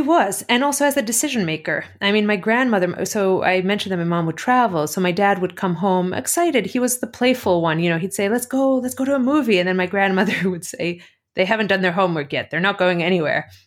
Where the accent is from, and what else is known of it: Athens, Greece; born or raised there; also born or lived in Cleveland, Ohio, United States; now in United States